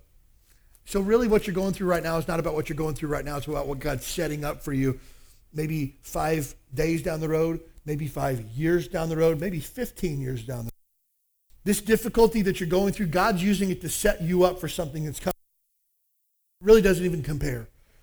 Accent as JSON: {"language": "English", "region": "Kentucky", "country": "United States", "tie": "born or raised there", "said": "I grew up in the South, Kentucky"}